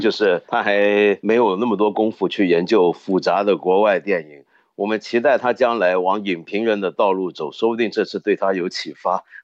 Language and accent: Chinese; Hong Kong; 我作为一个香港人